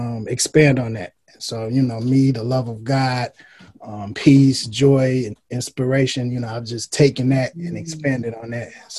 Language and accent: English; Detroit, Michigan, United States; moved away as an adult; also born or lived in Houston; I was born and raised in Detroit